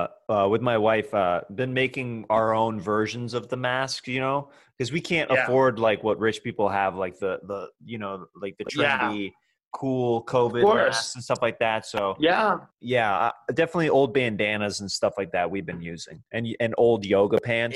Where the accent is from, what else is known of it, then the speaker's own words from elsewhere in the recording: Kansas, United States; moved away; I'm from Kansas.